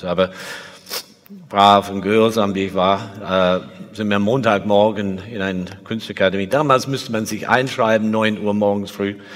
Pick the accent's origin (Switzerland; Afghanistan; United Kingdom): United Kingdom; England; German is a second language; also born or lived in Liverpool; Ich bin in Liverpool geboren in 1949, bin als nur äh, drei Monate später weitergereist, habe keine nostalgische Erinnerung an die … oder irgendwas. Mein Vater war Flugzeugingenieur in der Luftfahrtindustrie und wir sind sehr viel umgezogen. Ich war in sieben Schulen in England